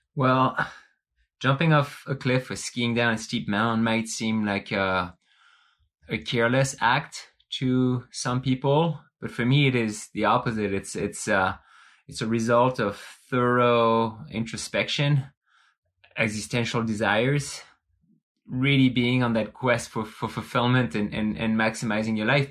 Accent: France; now in Bend, United States; growing up in France, you, you are, you are immersing existentialist ideas from an early age

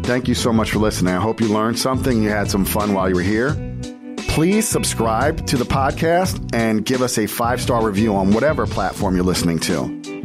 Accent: New Jersey, United States; I'm from Jersey

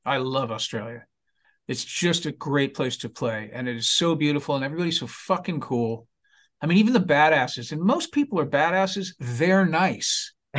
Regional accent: United States; It's a privilege for us Yanks.

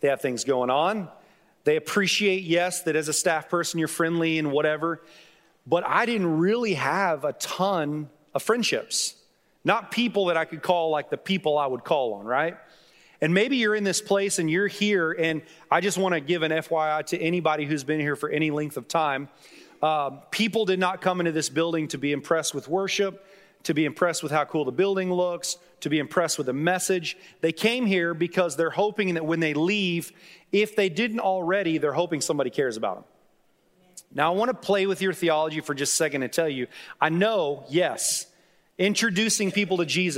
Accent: Duncan, Oklahoma, United States; also born or lived in Dallas, United States; I was born in South Dallas. When I was 7 years old, we moved to Duncan, Oklahoma. We were there for about 4 years.

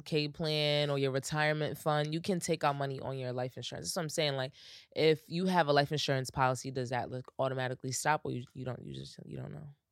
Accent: United States; I'm American

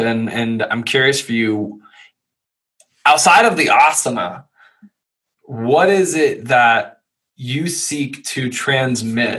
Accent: Louisville, Kentucky, United States; moved away as an adult; I grew up in Louisville, Kentucky.

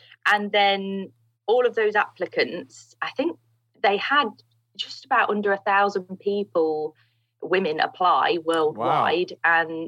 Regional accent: East Midlands, United Kingdom; the International Kart Circuit, that's based in Grantham in Lincolnshire. Mm. So, yeah, not too far from my hometown, actually.

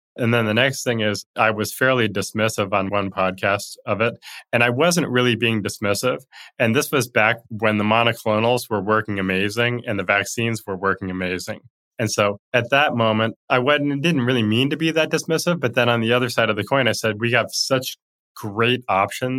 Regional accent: Montana, United States; where I grew up in Montana

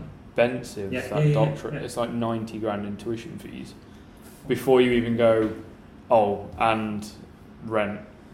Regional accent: Derbyshire and Nottinghamshire, East Midlands, United Kingdom; moved away; I'm from Derbyshire and Nottinghamshire, where a 3-bed house costs less than 200 grand.

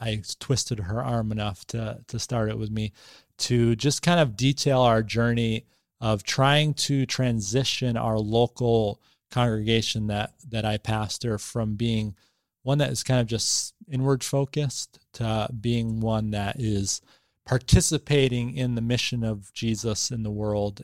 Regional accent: Boston, Massachusetts, United States; moved away as an adult; also born or lived in New Hampshire; now in Bangor, United States; I was raised in the Boston area

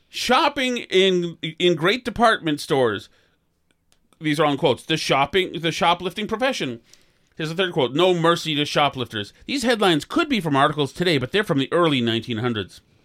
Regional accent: Winchester, Massachusetts, United States; I'm a kid from Winchester

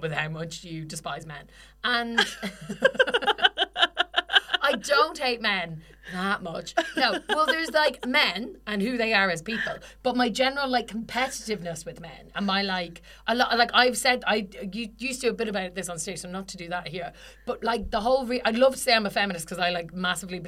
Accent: Ireland; we're Irish.

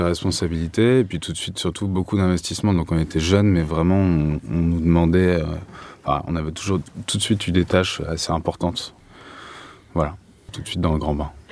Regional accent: Paris, Île-de-France, France; je suis parisien. Donc, euh, je suis parti, mais je suis revenu

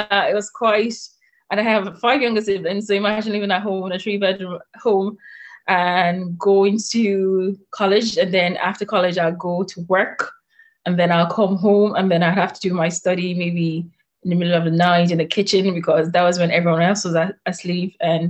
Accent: Blanchardstown, Leinster, Ireland; Oh yeah, moved to Dublin. I grew up in Blanchardstown. So that's my hometown.

